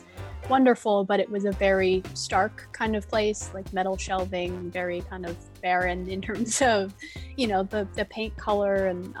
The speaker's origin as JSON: {"language": "English", "town": "Medford", "country": "United States", "tie": "born or raised there", "said": "I'm from Medford"}